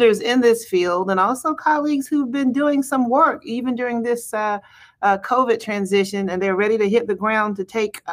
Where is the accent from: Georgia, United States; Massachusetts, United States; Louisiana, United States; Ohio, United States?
Georgia, United States; Macon; moved away as an adult; also born or lived in DeKalb County / Charleston / Louisville / Birmingham; now in Atlanta, United States; my hometown of Macon